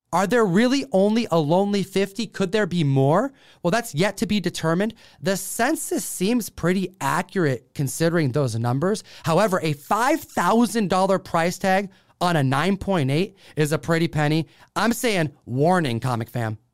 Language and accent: English; Seattle, Washington, United States; Emerald City's in my hometown